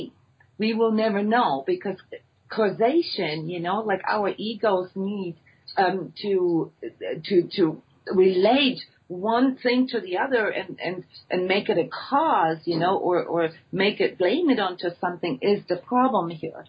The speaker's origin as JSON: {"language": "English", "country": "Iceland", "said": "my home country, Iceland"}